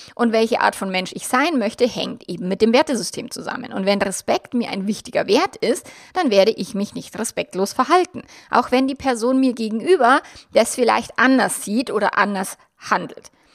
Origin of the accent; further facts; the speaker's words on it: Bavaria, Germany; mein Mann und ich, wir sind jetzt beide in Bayern aufgewachsen